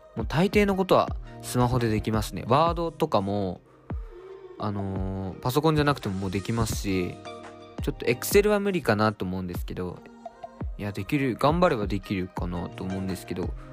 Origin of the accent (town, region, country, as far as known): Japan; born or raised there; now in Tokyo, Japan